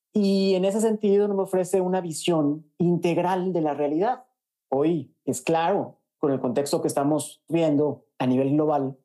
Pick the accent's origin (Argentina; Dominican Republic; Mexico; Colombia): Mexico; also born or lived in New York; now in Costa Rica; me trajo aquí a vivir a Costa Rica. Yo soy mexicano